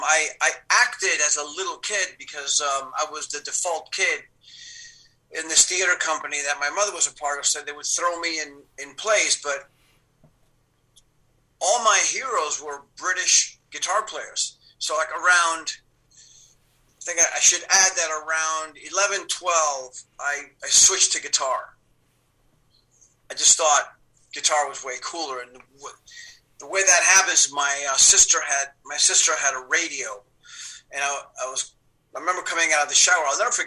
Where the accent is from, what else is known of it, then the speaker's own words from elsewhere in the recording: Cuba; and you know, we came from Cuba. We didn't have a lot.